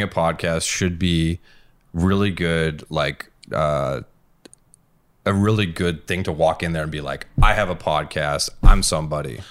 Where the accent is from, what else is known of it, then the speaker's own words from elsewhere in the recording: Massachusetts, United States; moved away; I'm from Massachusetts. No, I'm not from here.